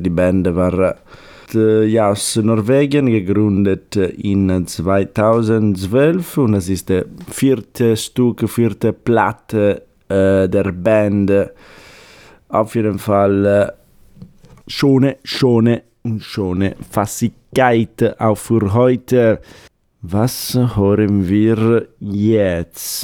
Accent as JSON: {"language": "German", "region": "Sardinia", "country": "Italy", "tie": "born or raised there", "second_language": "German", "moved": "yes", "said": "Wir fliegen jetzt nach Sardinien, nach meinem Heimat."}